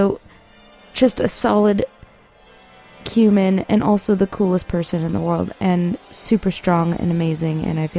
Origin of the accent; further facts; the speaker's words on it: San Marino, California, United States; my hometown, San Marino